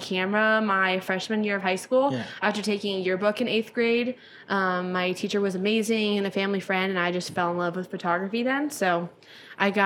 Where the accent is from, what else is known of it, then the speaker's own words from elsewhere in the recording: Palm Springs, California, United States; that's my hometown